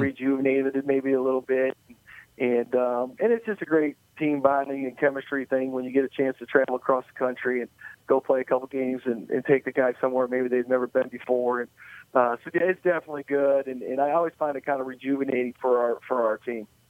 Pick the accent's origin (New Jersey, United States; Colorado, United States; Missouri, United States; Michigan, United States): Michigan, United States; now in Marietta, United States; I grew up in Michigan, so I'm a Lions fan